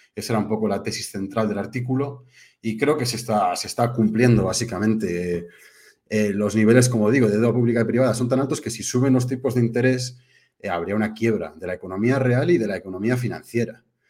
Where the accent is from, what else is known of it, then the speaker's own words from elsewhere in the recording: Spain; also born or lived in United Kingdom; nací en España, pero soy medio inglés